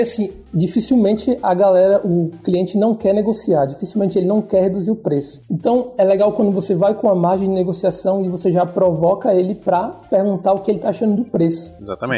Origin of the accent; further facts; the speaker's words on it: Natal, Rio Grande do Norte, Brazil; eu sou de Natal, mas eu já fui para Minas